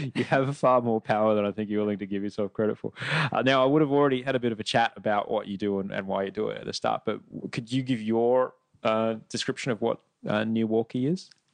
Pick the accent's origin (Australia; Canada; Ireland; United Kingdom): Australia; Brisbane, Queensland; also born or lived in Sydney; now in Los Angeles, United States; I grew up in Brisbane and then in Sydney and now it's definitely in Los Angeles